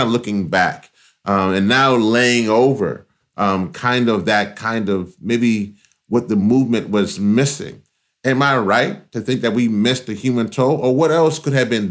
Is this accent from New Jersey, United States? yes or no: no; Louisiana, United States; I am originally from Louisiana